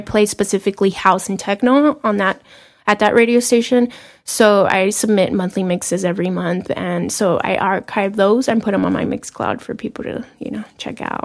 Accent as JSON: {"language": "English", "town": "Los Angeles", "region": "California", "country": "United States", "also_born_or_lived": "Seattle / Philadelphia", "said": "I'm from Boyle Heights, California. 10 minutes away from downtown LA."}